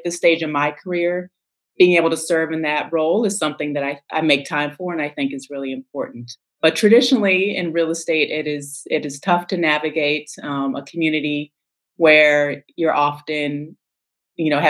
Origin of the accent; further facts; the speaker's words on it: St. Louis, Missouri, United States; moved away as an adult; also born or lived in Los Angeles / Austin, Texas / South America; now in Washington, D.C., United States; I was born and raised in St. Louis